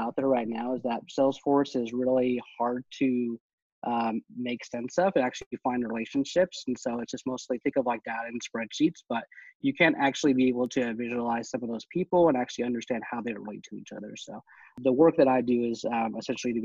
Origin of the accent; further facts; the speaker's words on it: Texas, United States; I'm originally from Texas